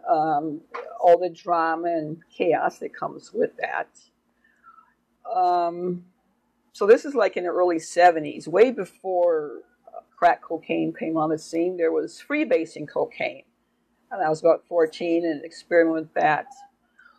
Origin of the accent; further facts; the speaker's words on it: Oakland, California, United States; I grew up in Oakland, California